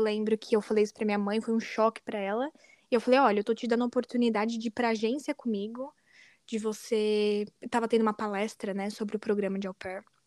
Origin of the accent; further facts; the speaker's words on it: Guarulhos, São Paulo, Brazil; moved away as an adult; also born or lived in United States; now in Netherlands; eu sou de Guarulhos, São Paulo, no Brasil